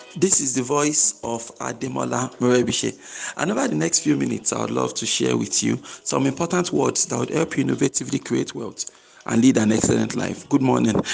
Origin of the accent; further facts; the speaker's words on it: Nigeria; my home country, Nigeria